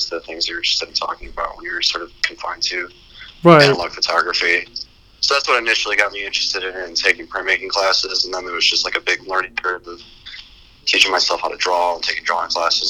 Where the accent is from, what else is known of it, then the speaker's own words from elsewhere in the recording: Elgin, Illinois, United States; moved away as an adult; also born or lived in DeKalb, Illinois; now in Iowa City, United States; I'm from Elgin, Illinois